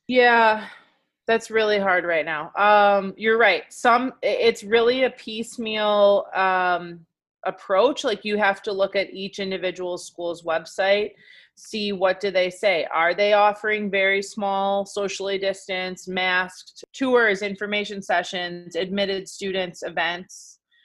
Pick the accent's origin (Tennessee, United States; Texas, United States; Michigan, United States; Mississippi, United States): Michigan, United States; moved away as an adult; also born or lived in New York, United States / California, United States; now in Milwaukee, United States; So I'm from Michigan originally.